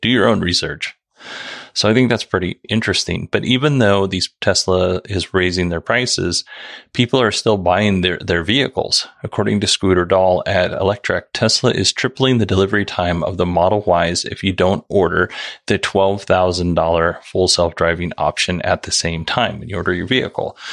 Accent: Nikiski, Alaska, United States; moved away as an adult; also born or lived in Soldotna, Alaska; Most of the first 21 years of my life, I lived in Nikiski, and I lived all of those 21 years in Alaska

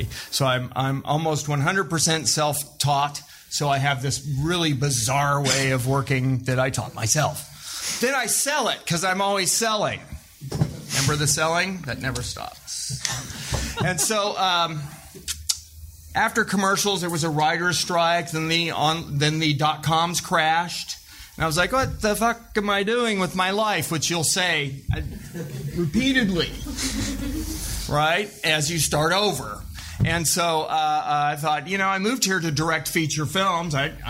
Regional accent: Joplin, Missouri, United States; I'm from Joplin, Missouri

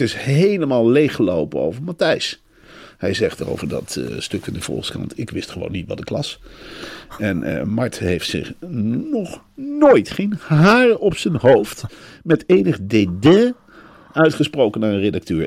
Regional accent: Arnhem, Gelderland, Netherlands; in mijn jeugd in Arnhem

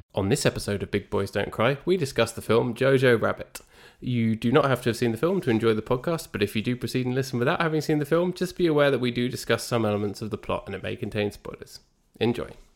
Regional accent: England, United Kingdom; I'm English

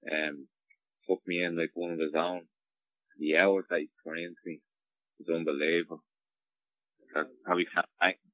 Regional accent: Dublin, Leinster, Ireland; I'm from Dublin, so I go home to my own house.

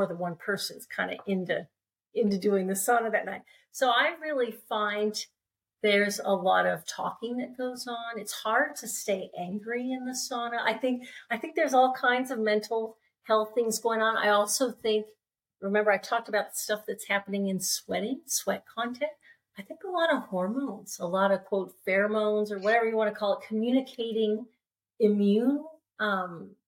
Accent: California, United States; moved away as an adult; also born or lived in Alaska; I grew up in California, sunny California

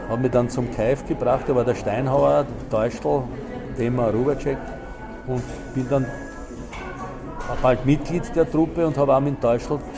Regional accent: Croatia; born there; Und das muss man eben kennen, das ist eine Tradition von, von meinem Geburtsort her von, oder vom kroatischen her.

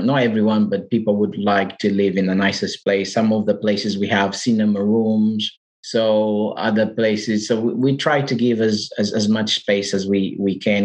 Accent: Portugal; English is a second language; moved away as an adult; now in United Kingdom; I'm from Portugal, as you can hear from my accent. So, I've been in the UK now for five years

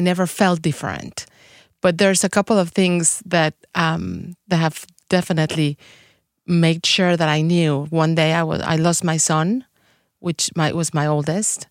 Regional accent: Mexico City, Mexico; English is a second language; moved away as an adult; also born or lived in Guadalajara; now in Saint Louis, United States; am from Mexico City. I was born in Mexico

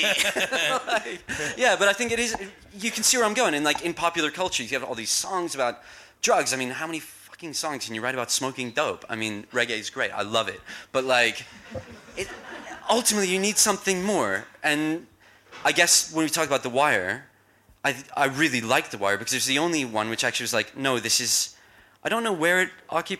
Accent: Kentish Town, London, United Kingdom; I grew up in North London. I don't sound like it. I grew up in Kentish Town.

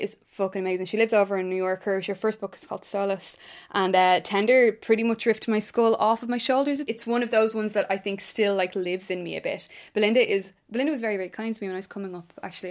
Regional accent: Ireland; I'm an Irish writer

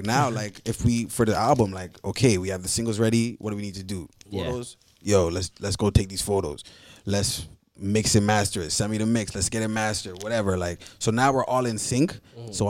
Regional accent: Nigeria; I'm Nigerian, no real shit. I'm Nigerian.

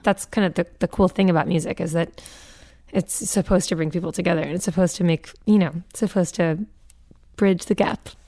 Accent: Newton, Massachusetts, United States; we grew up in Newton, Massachusetts

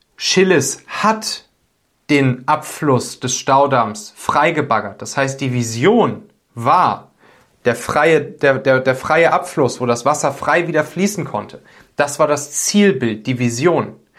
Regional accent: Rhineland, Germany; Ich komme ja aus dem Rheinland, also ein bisschen nördlicher als, äh, der Region, wo es da am schlimmsten war.

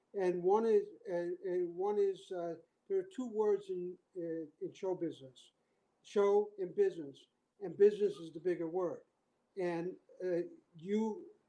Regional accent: Chicago, Illinois, United States; moved away; also born or lived in Las Vegas; I was from Chicago

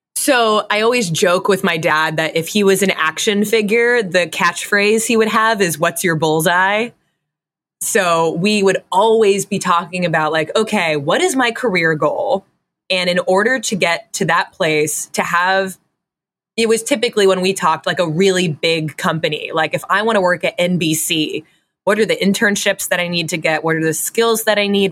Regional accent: Fairfield, Connecticut, United States; I grew up in Fairfield, Connecticut

